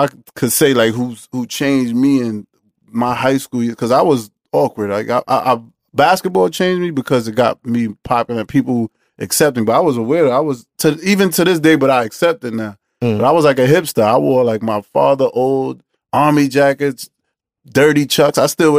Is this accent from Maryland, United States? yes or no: no; New York City, New York, United States; I'm from Coney Island and Coney Island Bed-Stuy.